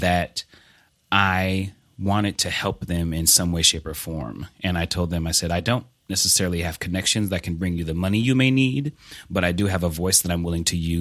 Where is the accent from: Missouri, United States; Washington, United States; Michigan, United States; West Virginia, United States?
Missouri, United States; Blue Springs; I am originally from Blue Springs, Missouri, which is a small suburb outside of Kansas City, Missouri. I was born and raised there.